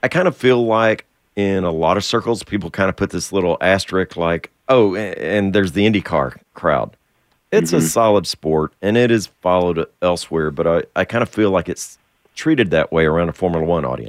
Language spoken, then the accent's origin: English; Texas, United States; I get heckled for being a Texan